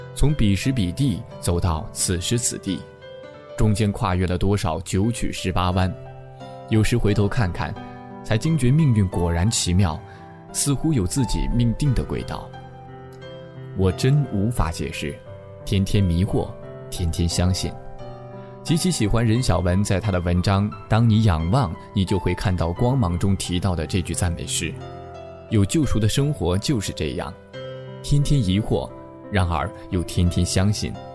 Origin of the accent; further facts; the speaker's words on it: northern China, China; 作为北方人的我